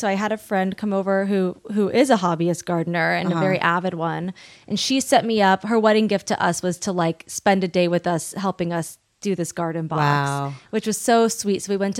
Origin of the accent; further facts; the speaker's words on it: Long Beach, California, United States; Long Beach.